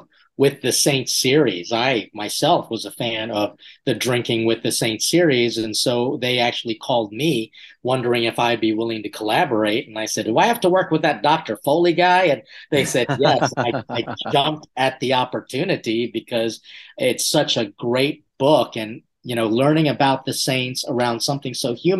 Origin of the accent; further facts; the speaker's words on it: Philippines; being Filipino, we didn't need a feast day. We just got together as a family